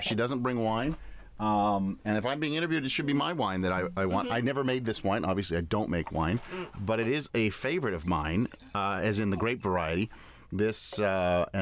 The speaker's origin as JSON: {"language": "English", "town": "Toronto", "region": "Ontario", "country": "Canada", "tie": "born or raised there", "also_born_or_lived": "Edmonton, Alberta / London, Ontario", "said": "born in Edmonton, Alberta. Was there 8 days, and then I came to Toronto. And I grew up in Toronto"}